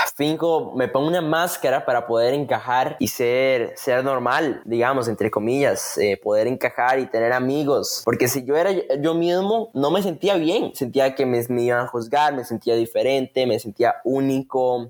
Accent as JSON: {"language": "Spanish", "country": "Costa Rica", "said": "soy de Costa Rica"}